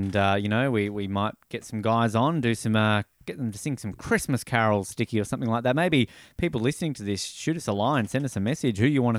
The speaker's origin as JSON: {"language": "English", "region": "Tasmania", "country": "Australia", "moved": "yes", "said": "my home state of Tasmania."}